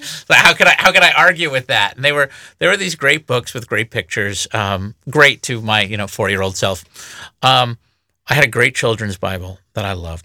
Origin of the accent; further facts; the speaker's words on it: United States; I grew up in the United States listening to the radio.